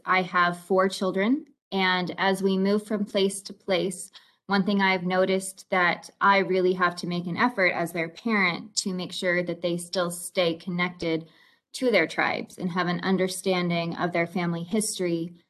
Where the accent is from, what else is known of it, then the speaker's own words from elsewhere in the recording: Oklahoma, United States; moved away; My tribal affiliations are very important to me. I was raised in Oklahoma and was surrounded by my tribes.